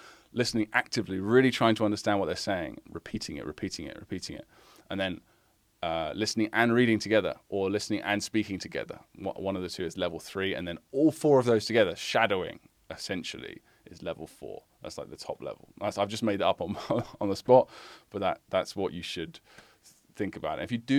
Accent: Massachusetts, United States; also born or lived in Long Island / New Orleans; now in Fallon, United States; I was born in Long Island, New York, raised in Massachusetts and the New Orleans area, but have called Nevada my home for the past 35 years.

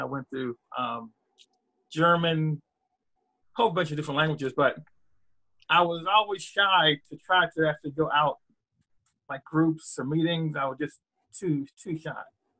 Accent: Canada; now in Pittsburgh, United States; I live in Pittsburgh, Pennsylvania. I grew up in Canada, and I learned French in Canada.

